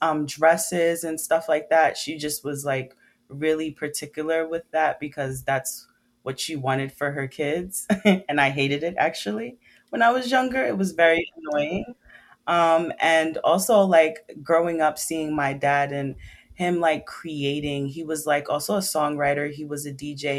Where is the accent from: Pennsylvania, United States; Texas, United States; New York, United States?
New York, United States; New York City; I'm from Brooklyn, New York. I've been raised by Caribbean parents, Trinidad and Jamaican